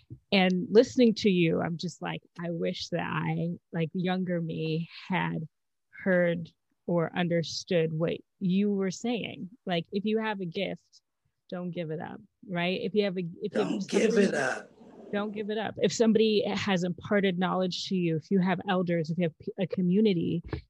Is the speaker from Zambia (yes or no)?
yes; Zambia; now in United States; I'm from Zambia, so I was born in Zambia.